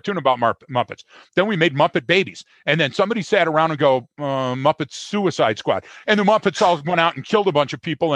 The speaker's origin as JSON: {"language": "English", "town": "Detroit", "region": "Michigan", "country": "United States", "tie": "born or raised there", "said": "everybody that I know, specifically growing up in Detroit, was in the food service industry"}